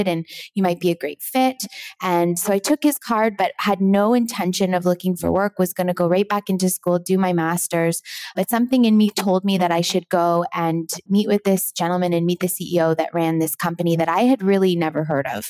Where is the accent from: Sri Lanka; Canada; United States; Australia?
Canada; Toronto, Ontario; I grew up in Toronto